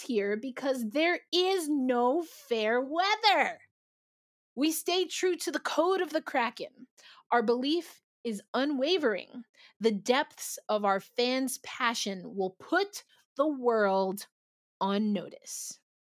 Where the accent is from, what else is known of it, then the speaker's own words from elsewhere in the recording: New York City, New York, United States; I'm a New Yorker